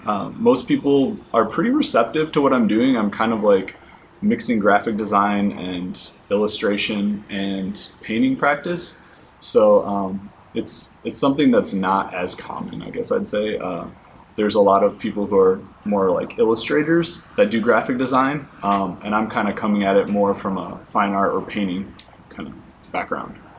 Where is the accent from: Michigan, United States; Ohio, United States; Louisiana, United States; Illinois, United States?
Michigan, United States; also born or lived in Atlanta; now in San Diego, United States; I'm originally from Michigan